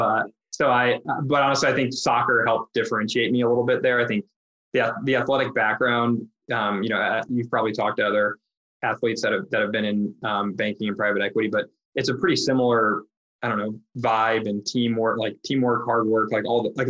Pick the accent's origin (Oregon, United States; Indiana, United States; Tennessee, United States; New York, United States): Indiana, United States; Indianapolis; moved away as an adult; also born or lived in Chicago; now in Cleveland, United States; I'm from Indianapolis